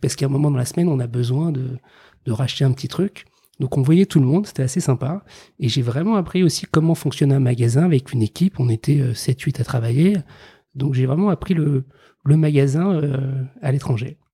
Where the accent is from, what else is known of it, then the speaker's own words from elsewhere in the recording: Paris suburbs, Île-de-France, France; J'ai grandi en banlieue parisienne